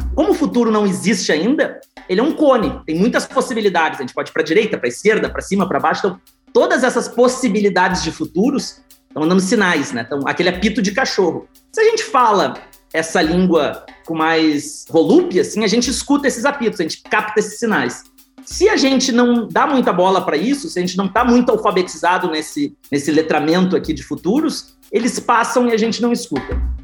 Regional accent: South Region, Brazil; sou do sul do Brasil

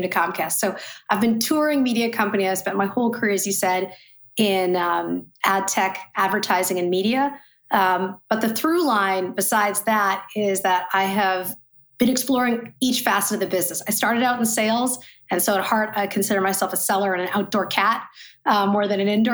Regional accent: Saskatchewan, Canada; also born or lived in Ottawa, Canada; now in New York City, United States; I was born in Ottawa, but grew up in Saskatchewan, Canada. So I live in New York City now.

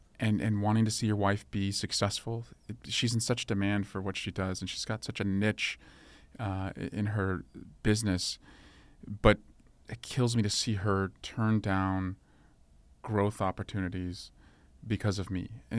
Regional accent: Dublin, California, United States; And so I wanted to move back after law school to where I grew up in Scrublin.

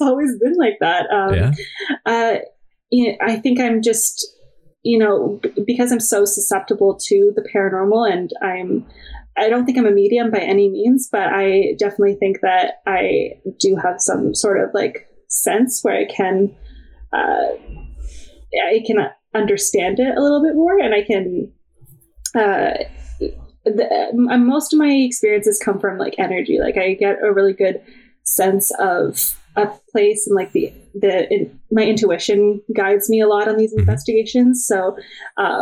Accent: Oakville, Ontario, Canada; I grew up in Oakville, Ontario

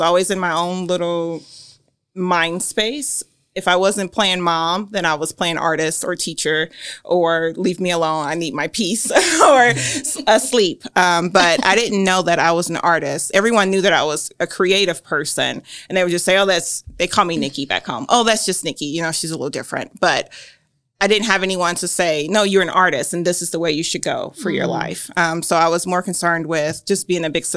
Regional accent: Gary, Indiana, United States; moved away as an adult; also born or lived in Muncie, Indiana; now in Grant County, Indiana, United States; the one I grew up in Gary, Indiana

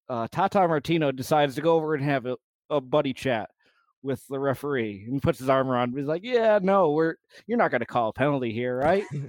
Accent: United States; as an American

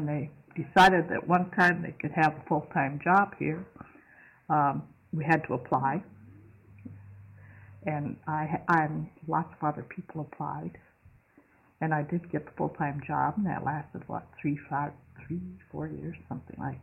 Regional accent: Western New York, United States; moved away; I grew up in Western New York

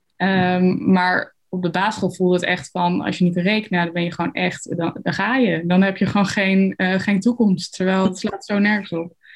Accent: Arnhem, Gelderland, Netherlands; bij ons op de Arnhemse Montessori-school

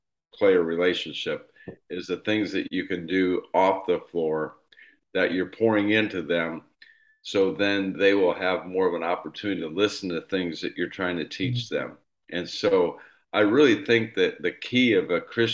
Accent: Indiana, United States; I grew up here in Indiana and lived in a small town of 500 people

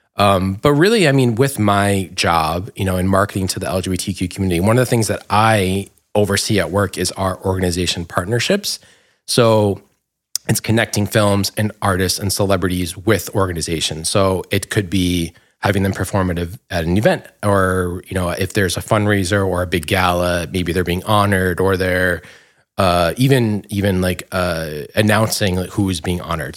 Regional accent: Dumont, New Jersey, United States; moved away; I grew up in Dumont in Bergen County

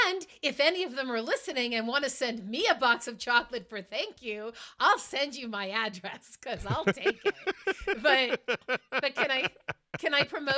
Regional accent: Marblehead, Massachusetts, United States; where I grew up in Marblehead, Massachusetts

